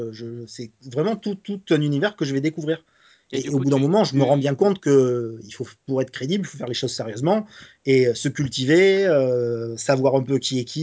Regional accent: Nice, Provence-Alpes-Côte d'Azur, France

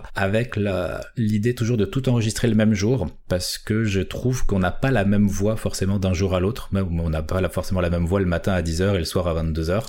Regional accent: Paris, Île-de-France, France; moi je suis de Paris

